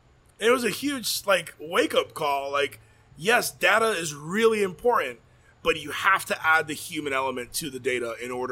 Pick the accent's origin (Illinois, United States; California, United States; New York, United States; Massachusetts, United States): Illinois, United States; Chicago; born there; I was born in Chicago, and I know we serve one of the best hot dogs